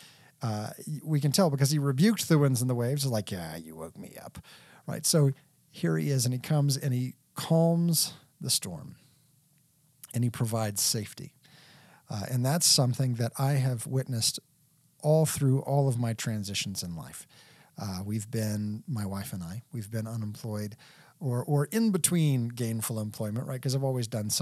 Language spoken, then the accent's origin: English; Texas, United States; also born or lived in Lexington, Kentucky; Texas, the land of my raising, and I've always considered myself a native Texan